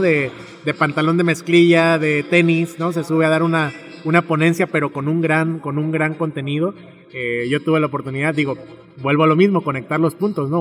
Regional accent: Tepic, Nayarit, Mexico; yo nací en Tepic y me gusta mucho Tepic

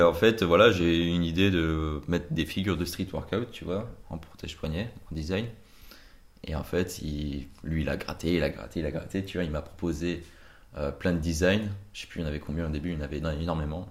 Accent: Brittany, France; je viens de Bretagne

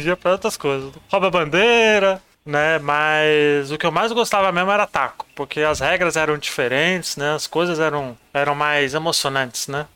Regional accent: São Paulo, Brazil; Nasci na Vila Riete, bairro de São Paulo, Zona Sul

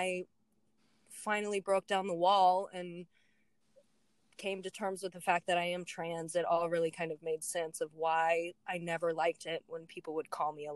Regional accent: San Antonio, Texas, United States; moved away as an adult; now in Maine, United States; I grew up in San Antonio, Texas.

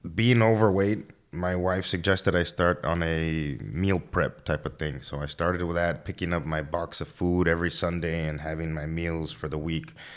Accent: Laredo, Texas, United States; I'm from Laredo. born and raised here

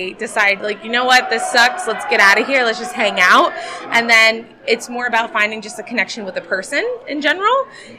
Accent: New Jersey, United States; moved away as an adult; now in Tampa, United States; I am from Tampa, Florida, currently. Moved down from New Jersey right in the middle of the pandemic. So yes, I am one of those moved down.

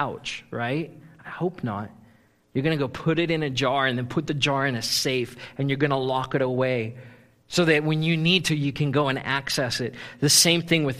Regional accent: South Africa; moved away; I grew up in South Africa, which is a gold mining country

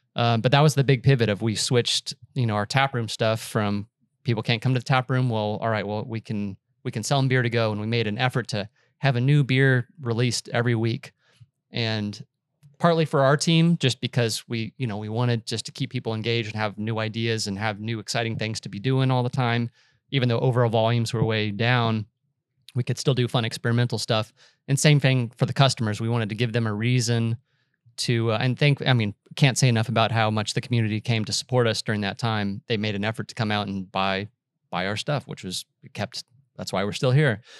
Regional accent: Austin, Texas, United States; also born or lived in Boulder, Colorado; I grew up in Austin

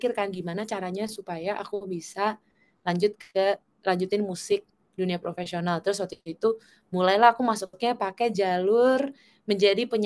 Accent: South Korea; Indonesian is a second language; Jadi kita orang Korea kan terkenal kalau yang kayak gitu serius-serius dan

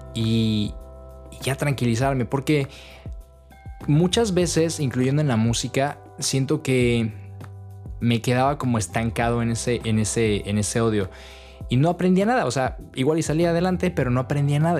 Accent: Toluca, State of Mexico, Mexico; moved away as an adult; now in Netherlands; en mi ciudad natal de Toluca

